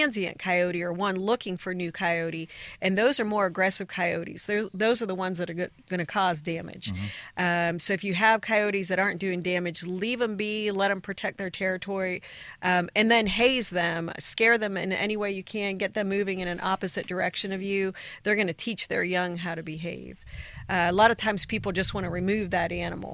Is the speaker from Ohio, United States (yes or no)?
yes; Ohio, United States; moved away as an adult; now in Tennessee, United States; My background's from Ohio.